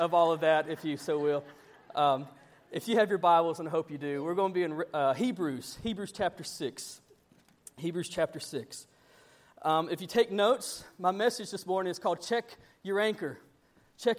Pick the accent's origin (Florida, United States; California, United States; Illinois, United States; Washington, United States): Florida, United States; Panama City; moved away; I come from Panama City. We do a lot of offshore fishing